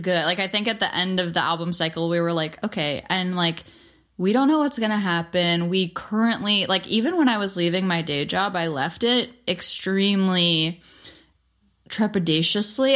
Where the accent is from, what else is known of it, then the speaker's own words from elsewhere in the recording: New York, United States; We're from New York